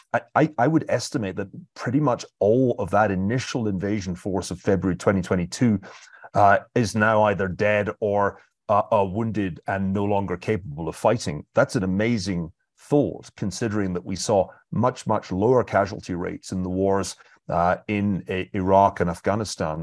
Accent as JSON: {"language": "English", "country": "United Kingdom", "said": "being British"}